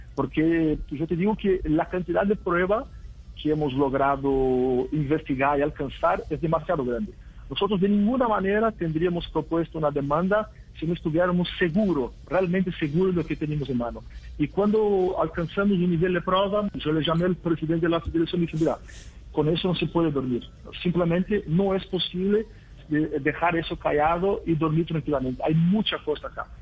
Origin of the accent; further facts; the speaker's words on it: Brazil; Spanish is a second language; yo soy brasileño